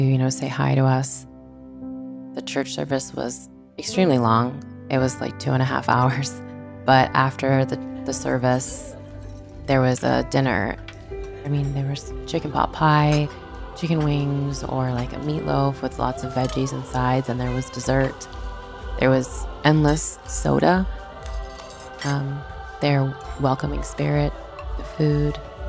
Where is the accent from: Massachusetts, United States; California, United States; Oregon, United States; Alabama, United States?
Massachusetts, United States; Haverhill; I grew up in Haverhill, Massachusetts